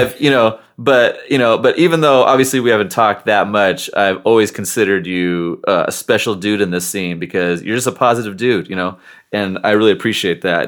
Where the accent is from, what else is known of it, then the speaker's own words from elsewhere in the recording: Seattle, Washington, United States; I grew up in North Seattle in an area called Northgate